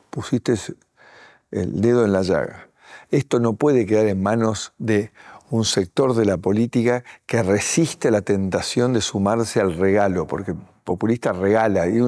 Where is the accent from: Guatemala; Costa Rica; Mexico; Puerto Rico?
Guatemala; yo estoy en la ciudad de Buenos Aires … vengo de Guatemala